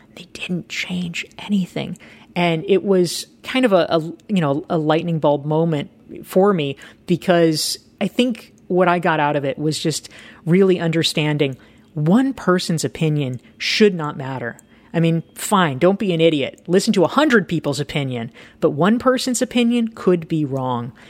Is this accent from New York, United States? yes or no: no; Pinehurst, North Carolina, United States; I really hated my hometown